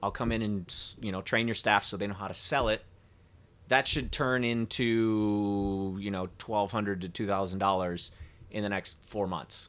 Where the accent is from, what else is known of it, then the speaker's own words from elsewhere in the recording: Traverse City, Michigan, United States; moved away; I grew up in Traverse City